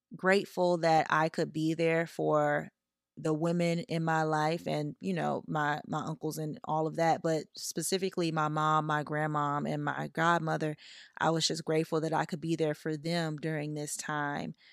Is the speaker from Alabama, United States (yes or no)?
no; Louisiana, United States; now in Los Angeles, United States; I'm from Louisiana. My entire family is in Louisiana